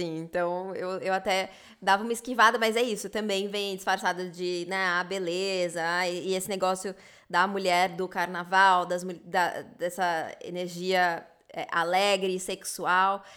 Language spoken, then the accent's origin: Portuguese; Brazil; moved away; eu era brasileira